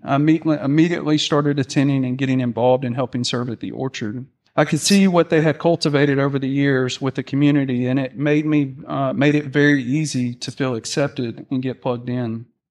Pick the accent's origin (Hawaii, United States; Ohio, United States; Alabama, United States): Alabama, United States; now in Mississippi, United States; I was raised in Alabama, um, by my two wonderful parents